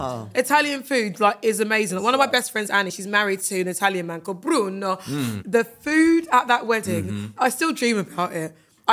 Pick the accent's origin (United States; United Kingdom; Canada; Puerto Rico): United Kingdom; Kingston upon Thames, London; I grew up in Kingston.